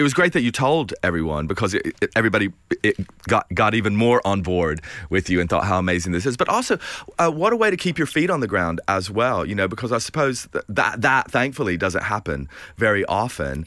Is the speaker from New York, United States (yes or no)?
no; Bristol, Tennessee, United States; there's a bar in my hometown called the Hitchin Post. I'm from Bristol, Tennessee